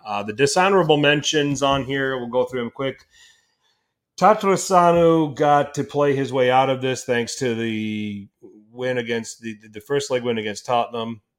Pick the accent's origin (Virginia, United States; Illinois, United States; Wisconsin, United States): Wisconsin, United States; Milwaukee; I'm from Milwaukee, Wisconsin.